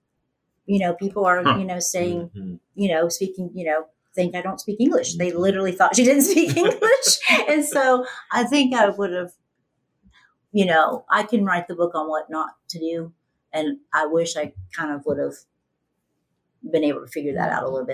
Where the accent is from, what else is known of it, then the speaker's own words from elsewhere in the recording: Ohio, United States; I grew up in Ohio, Midwest